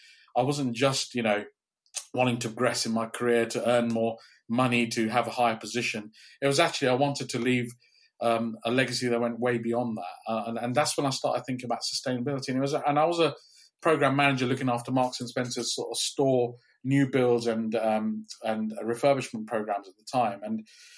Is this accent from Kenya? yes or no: yes; Kenya; also born or lived in India; now in Cambridge, United Kingdom; I grew up in Kenya